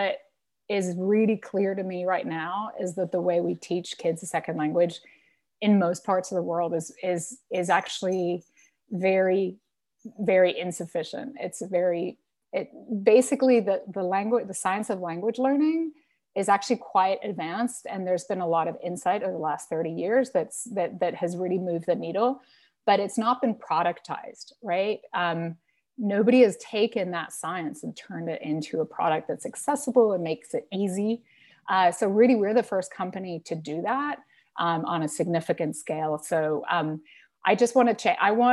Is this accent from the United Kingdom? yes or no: no; Spain; I grew up in Spain. My family's from Venezuela